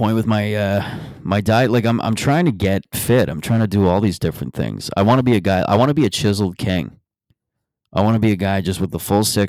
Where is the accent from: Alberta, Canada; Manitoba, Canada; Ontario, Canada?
Ontario, Canada; Mississauga; moved away; I go back to Mississauga next. I'm thinking of just walking into my hometown bar